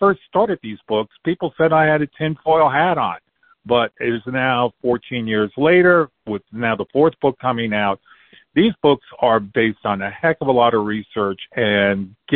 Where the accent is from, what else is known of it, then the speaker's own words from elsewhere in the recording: a small town in North Carolina, United States; Actually, it's my hometown